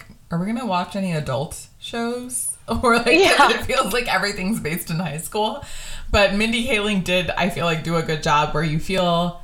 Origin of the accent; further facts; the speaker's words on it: suburbs of California, United States; I also grew up in the suburbs of California